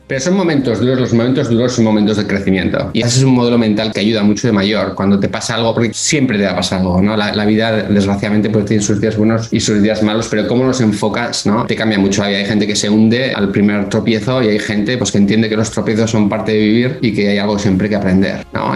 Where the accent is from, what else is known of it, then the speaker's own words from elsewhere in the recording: Bilbao, Basque Country, Spain; moved away as an adult; also born or lived in Burgos / Barcelona / Geneva; now in United States; Soy de Bilbao, que está en el norte de España